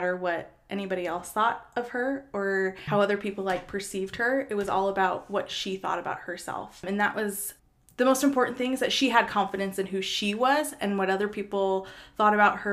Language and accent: English; Minnesota, United States; me and my brothers, we just had a really great childhood in Minnesota growing up there